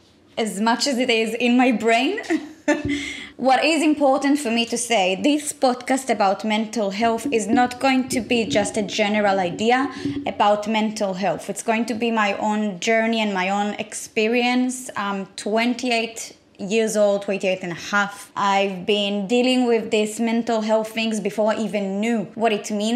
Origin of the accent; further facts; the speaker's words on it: Israel; I was born and raised in Israel.